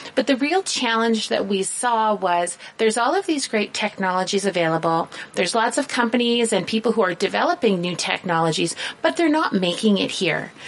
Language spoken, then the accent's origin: English; southern Ontario, Canada; I come from a very small town in southern Ontario. We still don't have a traffic light. That's how small we are